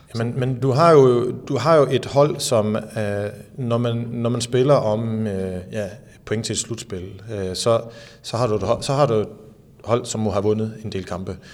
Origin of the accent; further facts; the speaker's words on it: Skanderborg, Central Denmark Region, Denmark; jeg voksede op i Skanderborg